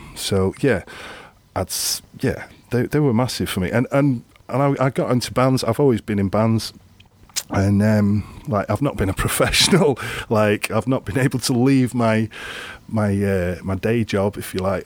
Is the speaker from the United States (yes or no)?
no; Grimsby, Yorkshire and the Humber, United Kingdom; I grew up in Grimsby, which is like a, an East Coast